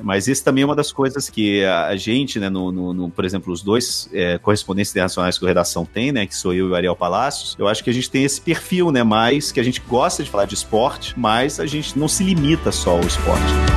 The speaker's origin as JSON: {"language": "Portuguese", "region": "Rio de Janeiro", "country": "Brazil", "tie": "born or raised there", "also_born_or_lived": "interior of Minas Gerais, Brazil", "moved": "as an adult", "lives_now": "Madrid, Spain", "said": "Eu, eu nasci no Rio de Janeiro, passei a minha infância no Rio até uns 10 anos. E aí depois meu pai se aposentou, a gente foi morar no interior de Minas. Eu fiquei no interior de Minas dos 10, 18 anos mais ou menos"}